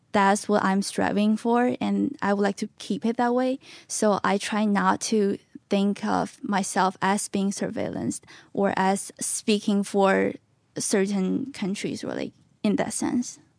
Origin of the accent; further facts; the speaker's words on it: Beijing, China; moved away as an adult; also born or lived in California; I'm from Beijing, born and raised